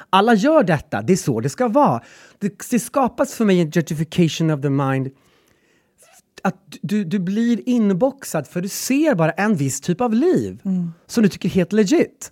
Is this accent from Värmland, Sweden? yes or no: yes; Gräsmark, Värmland, Sweden; now in Stockholm, Sweden; Gräsmark, där jag kommer ifrån